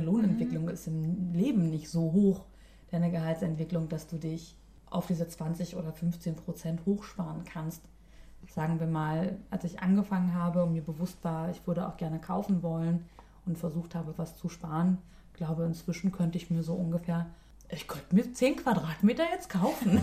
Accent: Berlin, Germany; moved away as an adult; now in Sweden; Ich komme aus Berlin

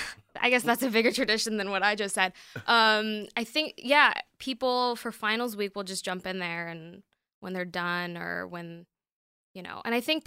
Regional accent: San Jose, California, United States; I'm a California local, though. Okay. I'm from San Jose.

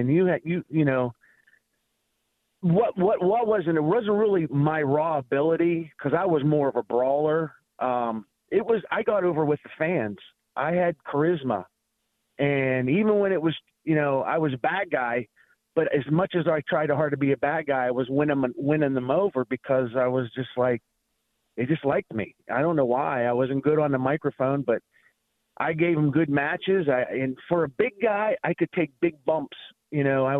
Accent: Pittsburgh, Pennsylvania, United States; also born or lived in Cleveland; I grew up around Pittsburgh and sometimes Cleveland

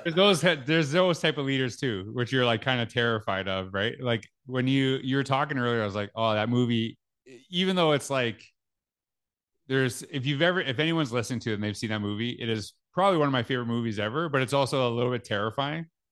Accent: Canada; growing up in Canada, we, we were taught French in school.

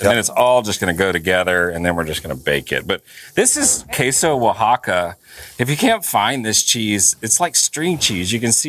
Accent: Texas, United States; moved away; I grew up in Texas

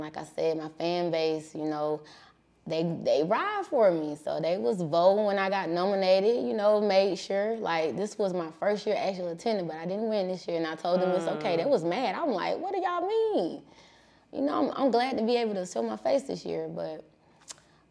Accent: Millbrook, Alabama, United States; also born or lived in California; I'm from Millbrook, Alabama. It's on the outskirts of Montgomery.

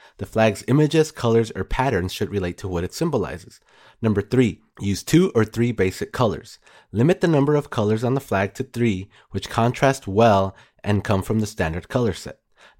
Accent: Texas, United States; I mean, I'm even from Texas

